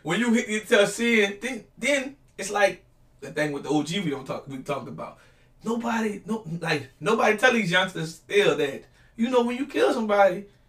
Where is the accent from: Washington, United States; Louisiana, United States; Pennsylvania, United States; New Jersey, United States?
Louisiana, United States; New Orleans; I'm from New Orleans.